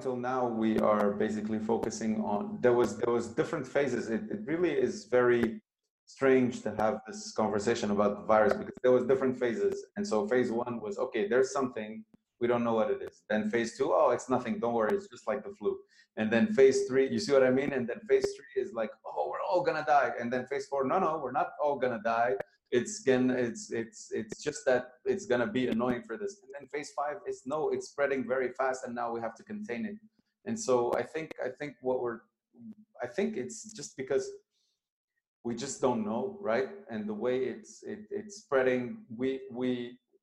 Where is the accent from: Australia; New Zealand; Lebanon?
Lebanon; moved away; Lebanon, my home country